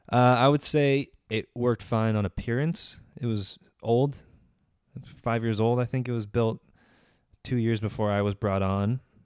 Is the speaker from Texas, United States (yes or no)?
no; Menifee, California, United States; I'm from Menifee